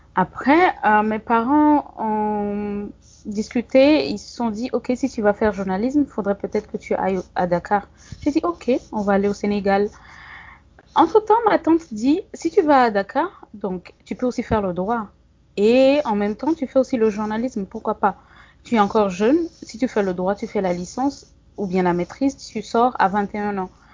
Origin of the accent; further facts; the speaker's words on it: Togo; moved away as an adult; also born or lived in Bamako, Mali / Mopti, Mali; now in Gao, Mali; Oui, je suis togolaise. J'ai des origines, euh, du Ghana et du Bénin